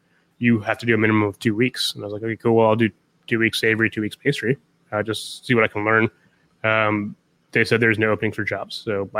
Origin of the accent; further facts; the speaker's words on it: Columbus, Ohio, United States; moved away; also born or lived in New York; I'm from Columbus, Ohio.